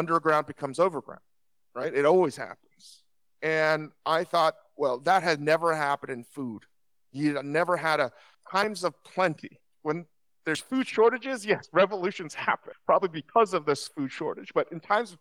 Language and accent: English; Virginia, United States; moved away as an adult; now in Los Angeles, United States; I grew up in Virginia